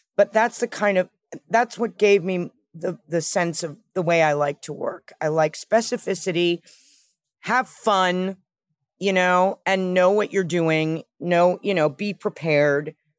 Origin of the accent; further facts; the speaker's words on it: New York City, New York, United States; I grew up with my mother in New York. I think growing up in New York helped in New York City